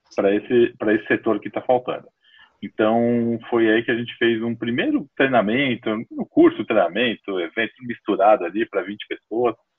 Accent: São Paulo, Brazil; Eu sou de São Paulo, nasci aqui em São Paulo mesmo

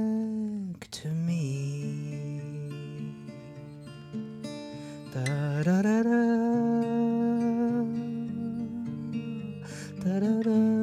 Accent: New York, United States; now in Nashville, United States; Woodstock, of the 1969 Woodstock Folk Festival that made my little tiny hometown kind of famous.

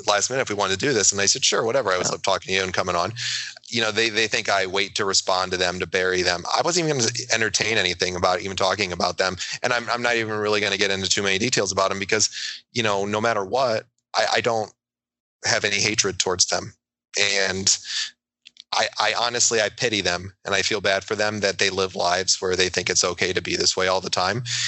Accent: New York, United States; I'm a New Yorker

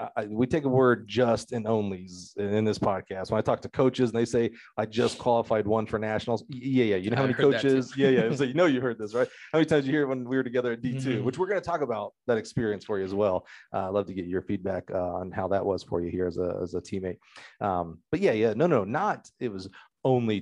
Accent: Alabama, United States; I'm from Alabama

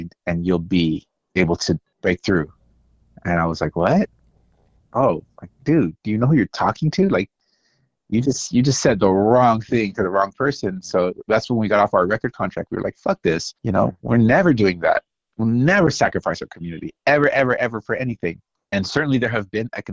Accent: Salinas, California, United States; also born or lived in Los Angeles; I was born in Salinas.

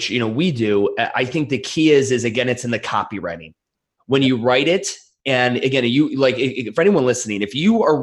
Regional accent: Cleveland, Ohio, United States; I'm from Cleveland, Ohio.

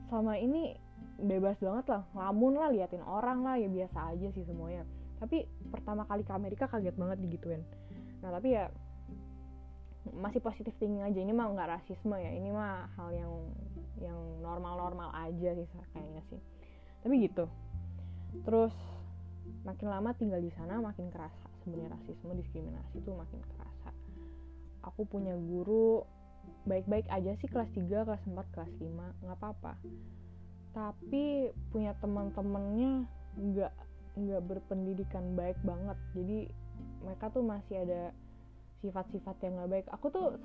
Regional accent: Indonesia; karena aku anak Asia lah ya karena aku anak Indonesia gitu jadi sedih banget sih jadi minoritas di sana

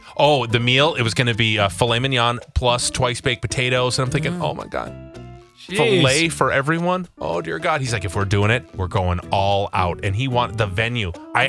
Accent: Canada; He'll do it because I'm Canadian and we're a gay couple.

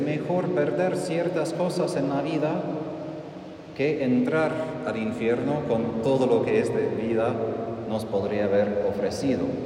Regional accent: United States; Spanish is a second language; moved away; soy estadounidense

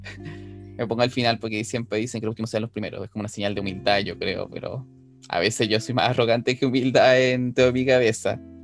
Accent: Rancagua, O'Higgins, Chile; soy oriundo de Rancagua

